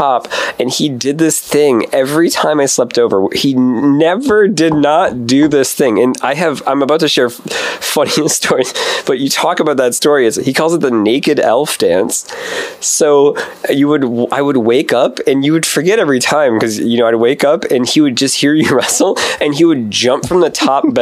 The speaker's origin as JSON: {"language": "English", "town": "Stoughton", "region": "Wisconsin", "country": "United States", "tie": "born or raised there", "also_born_or_lived": "Madison / Chicago", "said": "my youth was in this suburb, super racist, shitty little town called Stoughton"}